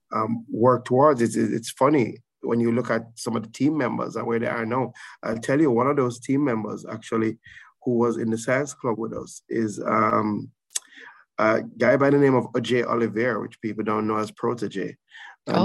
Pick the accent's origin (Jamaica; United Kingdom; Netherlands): Jamaica; Saint Elizabeth; I grew up in St. Elizabeth. I mm. consider myself a son of St. Elizabeth